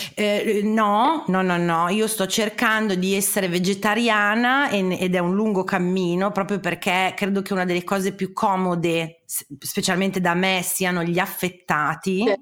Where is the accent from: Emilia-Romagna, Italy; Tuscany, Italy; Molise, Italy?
Emilia-Romagna, Italy; Parma; io sono di Parma